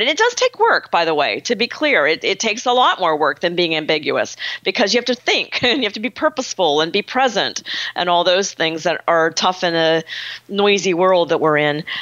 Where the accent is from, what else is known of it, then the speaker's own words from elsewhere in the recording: Pittsburgh, Pennsylvania, United States; I'm from Pittsburgh, so I kind of grew up in a very frank, direct environment culturally